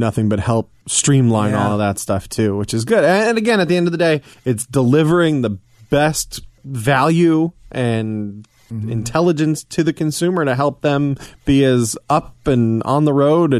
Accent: Atlanta, Georgia, United States; now in Cincinnati, United States; I'm from Atlanta, so we, yeah, travel back down there fairly frequently.

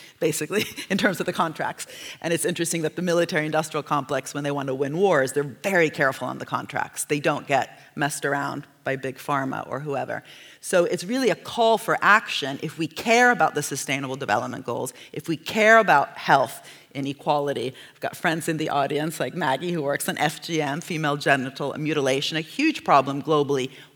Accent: Italy; I'm from Italy

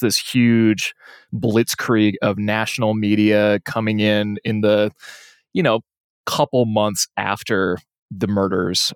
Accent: Lewiston, Idaho, United States; moved away; I'm from Lewiston originally and still have friends in Moscow

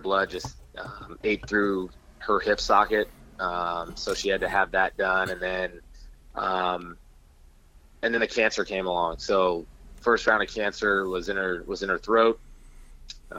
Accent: near Chico, California, United States; Chico, California. It's right next to my hometown.

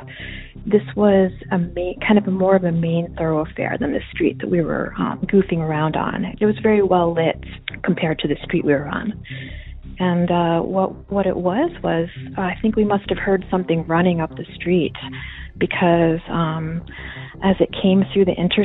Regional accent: Chautauqua County, New York, United States; I grew up in Chautauqua County, which is in New York State, about 20 miles from the Pennsylvania border

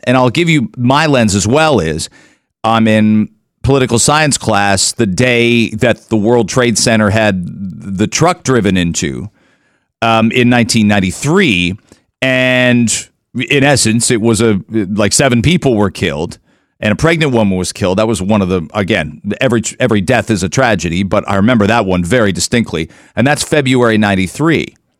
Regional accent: Canada; also born or lived in Detroit, United States; now in Toronto, Canada; as a Canadian working in Detroit

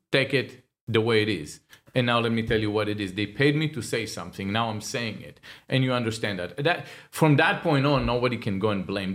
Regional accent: Israel; now in United States; I'm from Israel

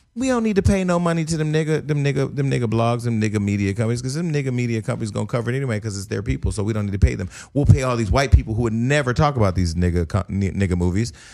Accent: Stockton, California, United States; my hometown was in the news

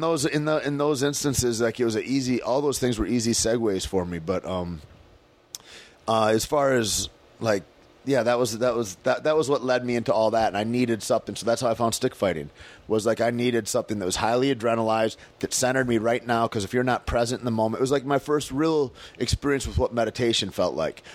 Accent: Michigan, United States; moved away; November 15th is such a big deal in my hometown

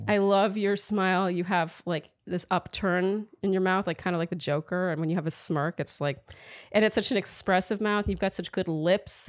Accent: Canada; also born or lived in Germany; now in New York, United States; I'm really Canadian at heart

